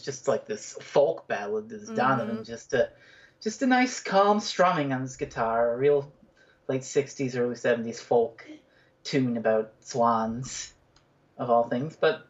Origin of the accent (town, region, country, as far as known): Newfoundland and Labrador, Canada